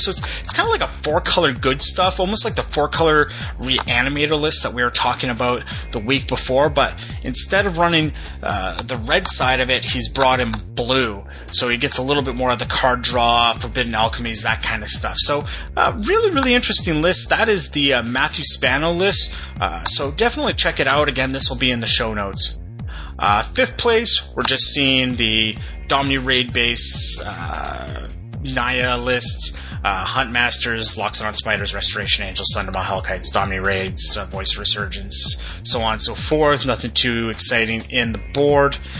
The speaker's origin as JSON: {"language": "English", "town": "Edmonton", "region": "Alberta", "country": "Canada", "tie": "born or raised there", "said": "my hometown of Edmonton, Alberta"}